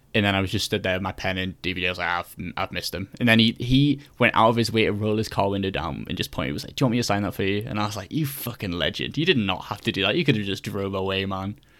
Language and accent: English; Newcastle upon Tyne, North East England, United Kingdom; moved away as an adult; also born or lived in York; I'm from Newcastle, so I've, you know, got a very long train from up north